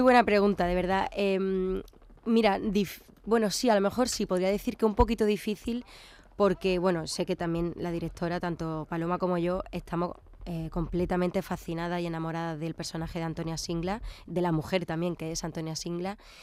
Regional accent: Córdoba, Andalusia, Spain; now in Málaga, Spain; soy cordobesa afincada en Málaga ya desde hace un tiempo

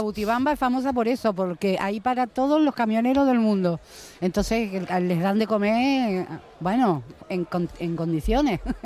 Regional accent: Buenos Aires, Argentina; also born or lived in Marbella; now in Spain; yo me crié en Buenos Aires, en plena calle Corrientes

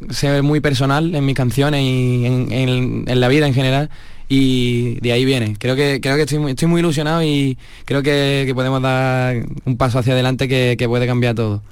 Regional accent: Málaga, Andalusia, Spain; now in Madrid, Spain; soy de Málaga, vivo en Madrid

